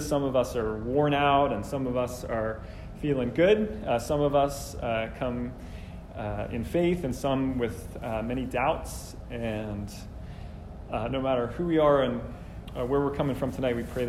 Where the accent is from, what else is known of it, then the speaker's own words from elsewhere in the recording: New Jersey, United States; I grew up in New Jersey mostly